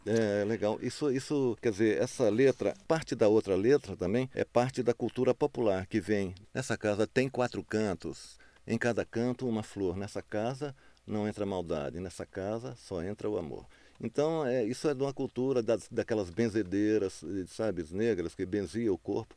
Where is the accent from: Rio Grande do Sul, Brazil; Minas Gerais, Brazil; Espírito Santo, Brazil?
Minas Gerais, Brazil; Montes Claros; moved away as an adult; also born or lived in Belo Horizonte; eu saí de Montes Claros, saí com, de lá com 18 anos. Aí eu fui para Belo Horizonte.